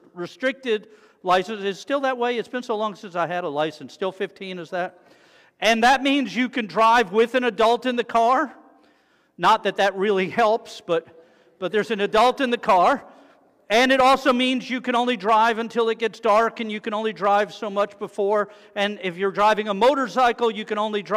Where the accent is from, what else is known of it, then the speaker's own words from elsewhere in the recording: South Florida, United States; I'm from South Florida, where you take your life in your hands every time you get on the road